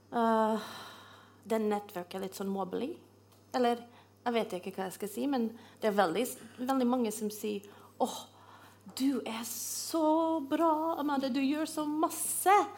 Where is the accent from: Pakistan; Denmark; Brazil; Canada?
Canada; Norwegian is a second language; moved away as an adult; now in Norway; Jeg kommer fra Canada, og jeg kommer fra et, et, by som er kanskje som en størrelse som Trondheim.